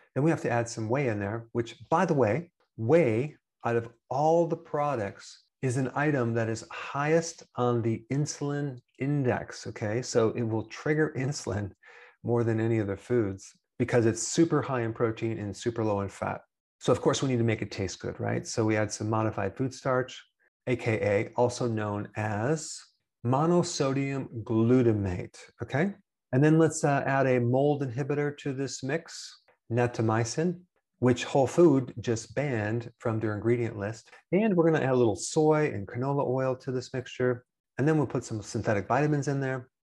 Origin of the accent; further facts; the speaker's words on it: Wisconsin, United States; I'm from Wisconsin